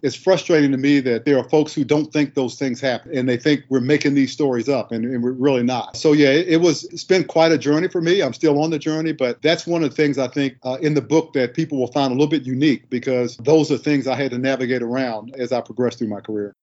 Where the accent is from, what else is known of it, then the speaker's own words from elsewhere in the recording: Washington, District of Columbia, United States; moved away; I'm from Southeast DC